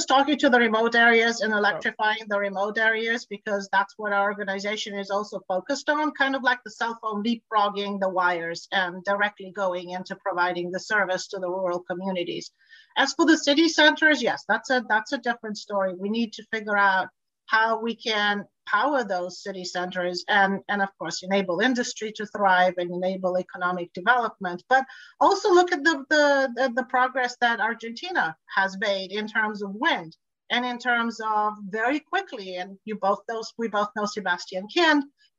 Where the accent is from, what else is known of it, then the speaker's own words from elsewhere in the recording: Bulgaria; I'm Eastern European. I come from Bulgaria originally.